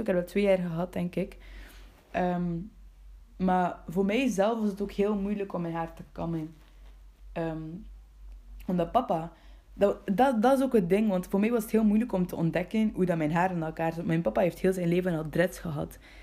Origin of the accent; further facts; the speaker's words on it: Bruges, Flanders, Belgium; ik ben geboren in Brugge